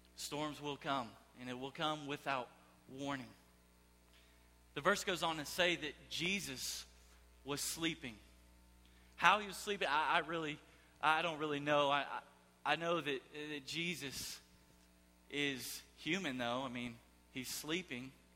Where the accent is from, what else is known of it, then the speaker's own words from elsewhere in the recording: Houston, Texas, United States; moved away; I am from Houston, Texas.